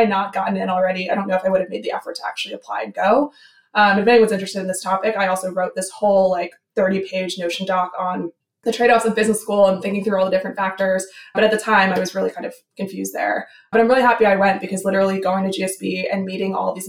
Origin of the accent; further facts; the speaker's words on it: New Jersey, United States; moved away; I grew up in New Jersey, kind of far away from that kind of culture.